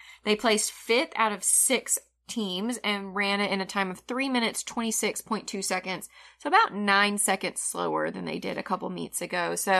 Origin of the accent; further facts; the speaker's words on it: Boston, Massachusetts, United States; You know, I'm from Boston. I don't know how they talk up there, but...